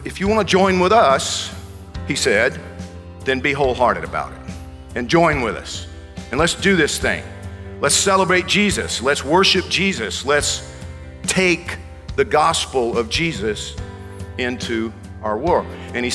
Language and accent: English; Georgia, United States; moved away; I grew up in Georgia